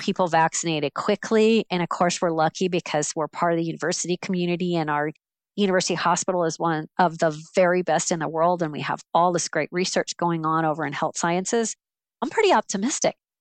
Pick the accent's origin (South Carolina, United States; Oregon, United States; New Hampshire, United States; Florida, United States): Florida, United States; Central; moved away as an adult; also born or lived in Alabama; I grew up in Central Florida